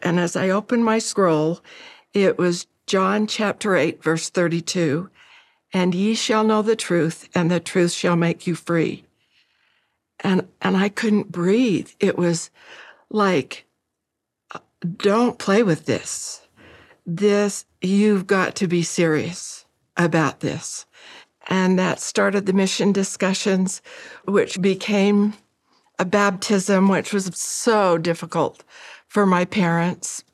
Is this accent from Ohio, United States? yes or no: no; Utah, United States; I grew up in Utah with great friends